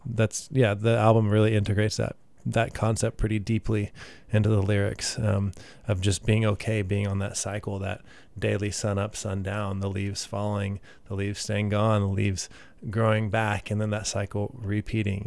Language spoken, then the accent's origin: English; Katy, Texas, United States; also born or lived in Midland, Texas / San Marcos, Texas / San Antonio, Texas; now in Austin, United States; I uh, moved to Katy and spent most of my life there, honestly, until I was 18